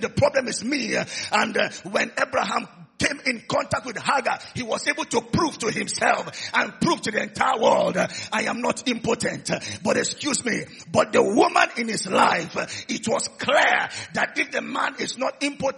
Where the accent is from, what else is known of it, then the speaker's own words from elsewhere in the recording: Oron, Akwa Ibom, Nigeria; I'm from Oron in Akwa Ibom State